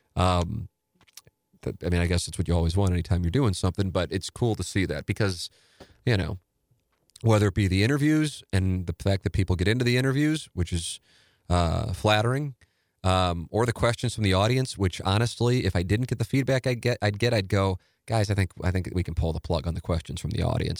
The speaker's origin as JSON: {"language": "English", "town": "St. Louis", "region": "Missouri", "country": "United States", "said": "an Irish Catholic from South Saint Louis"}